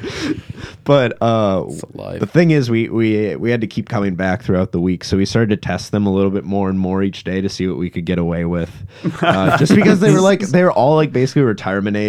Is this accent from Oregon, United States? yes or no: no; Green Bay, Wisconsin, United States; I'm from Green Bay